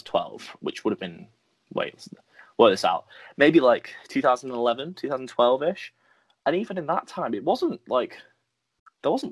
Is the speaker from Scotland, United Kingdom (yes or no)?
no; Merseyside, North West England, United Kingdom; also born or lived in Lancashire / Brighton; I was born in Merseyside, lived there for about 10 years. Moved to Lancashire